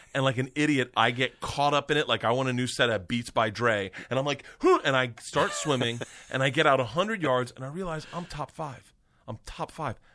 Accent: Florida, United States; I grew up in Florida

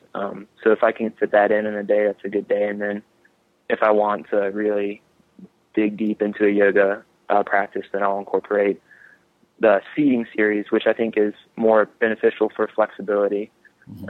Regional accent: North Carolina, United States; coming back to North Carolina um, has been kind of my MO in between trips. And I think at times it can be hard to be back in um, in a hometown

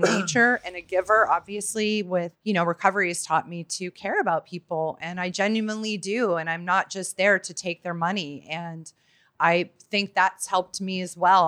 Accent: Pittsburgh, Pennsylvania, United States; I'm from Pittsburgh, Pennsylvania

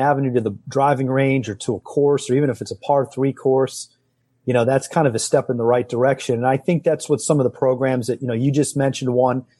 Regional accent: Midwest, United States; I grew up in the Midwest

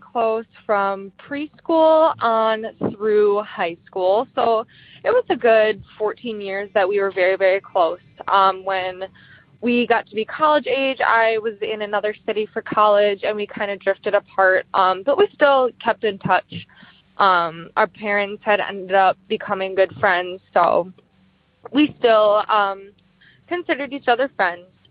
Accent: Wisconsin, United States; I am from Wisconsin.

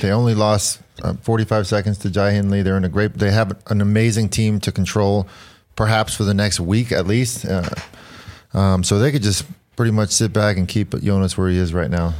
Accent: New York City, New York, United States; I was born in Queens

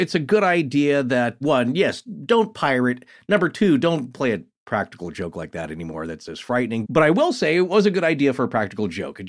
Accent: Pacific Northwest, United States; me growing up in the Pacific Northwest.

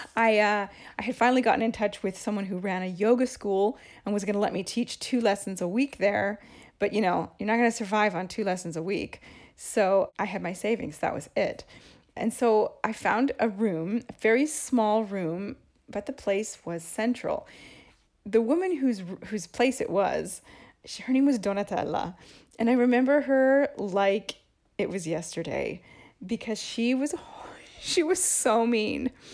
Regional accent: Seattle, Washington, United States; moved away as an adult; now in Rome, Italy; I grew up in Seattle

